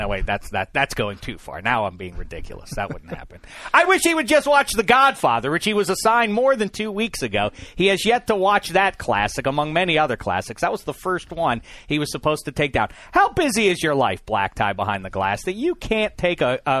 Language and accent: English; Pittsburgh, Pennsylvania, United States; I grew up in Pittsburgh, PA.